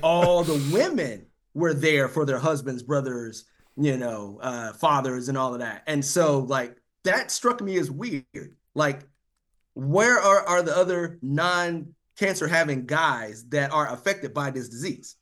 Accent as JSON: {"language": "English", "region": "North Carolina", "country": "United States", "tie": "born or raised there", "also_born_or_lived": "Washington, D.C. / Nebraska", "moved": "as an adult", "lives_now": "Rancho Cucamonga, United States", "said": "I was born and raised in North Carolina."}